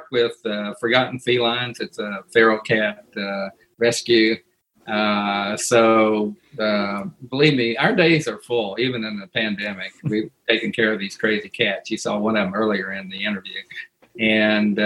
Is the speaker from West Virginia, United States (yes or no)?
yes; Coalwood, West Virginia, United States; moved away as an adult; now in Huntsville, United States; I grew up in this town where everybody should have been afraid but weren't.